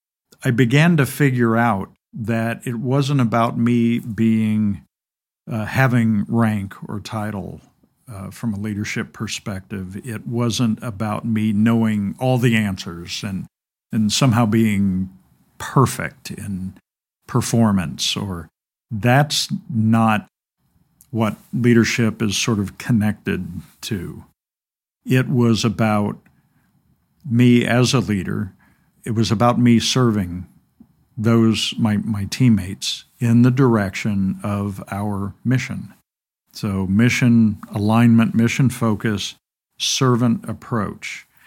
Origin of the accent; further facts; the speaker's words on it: Indiana, United States; So I'm originally from Gibson County between Mackey and Fort Branch. Came back to southern Indiana after I left active duty.